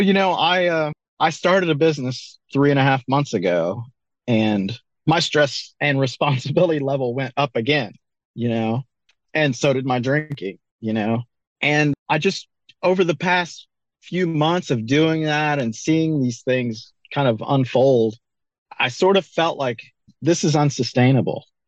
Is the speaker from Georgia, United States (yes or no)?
no; North Carolina, United States; also born or lived in Colorado; now in Joplin, Missouri, United States; I grew up in North Carolina